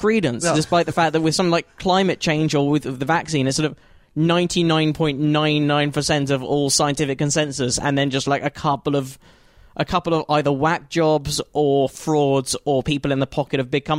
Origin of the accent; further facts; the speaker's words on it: United Kingdom; in 1980, when I was born in Britain